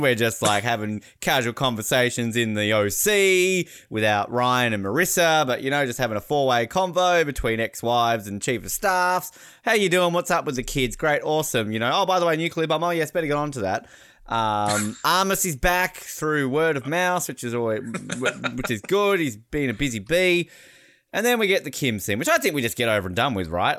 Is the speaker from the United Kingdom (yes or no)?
no; Australia; now in United States; as an Australian